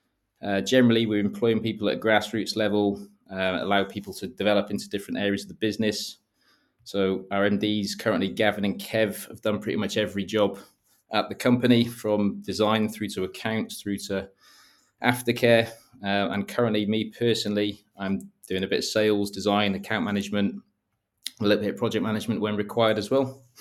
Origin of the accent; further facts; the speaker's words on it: Wales, United Kingdom; moved away as an adult; now in London, United Kingdom; I moved from North Wales about 12 years ago to London and honestly had no idea that home automation was an industry.